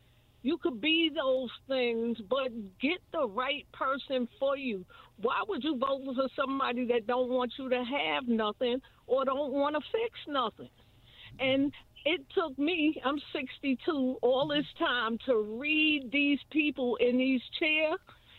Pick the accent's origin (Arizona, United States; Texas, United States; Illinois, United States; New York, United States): New York, United States; moved away as an adult; now in Indiana, United States; I'm from New York. Mm-hmm. I've been here 30-something years.